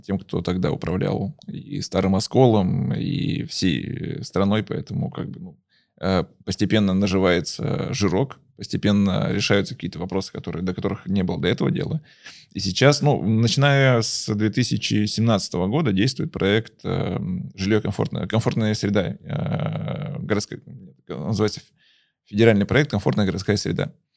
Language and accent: Russian; Kostroma, Kostroma Oblast, Russia; also born or lived in Izhevsk; я родился в Костроме